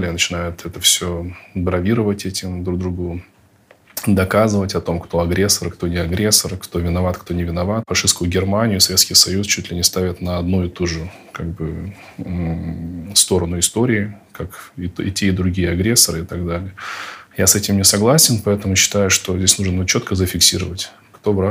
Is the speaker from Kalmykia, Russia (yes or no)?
yes; Kalmykia, Russia; Ну, как калмык негативно.